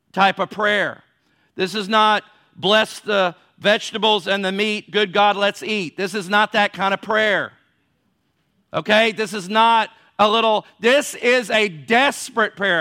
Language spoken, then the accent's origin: English; United States